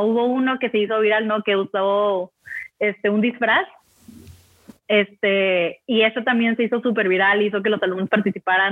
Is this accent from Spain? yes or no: no; Mexico; como buen mexicano